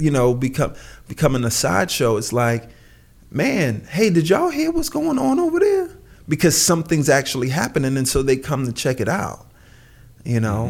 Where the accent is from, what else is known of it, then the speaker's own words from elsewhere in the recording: New York City, New York, United States; where I lived in, where I grew up in Brooklyn.